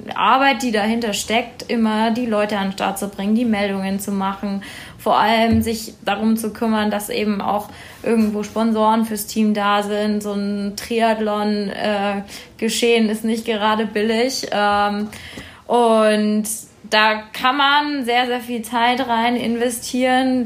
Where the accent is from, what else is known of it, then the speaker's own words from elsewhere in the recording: Erlangen, Bavaria, Germany; ich komme ja ursprünglich aus Erlangen, Peter ja auch, aber wir, also ich habe ganz, ganz früh im Kinderturnen beim TV angefangen